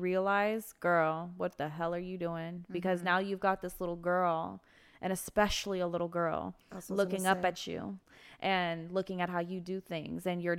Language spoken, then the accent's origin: English; Los Angeles, California, United States; So I grew up in LA my entire life. I was in foster care mm-hmm. as a baby.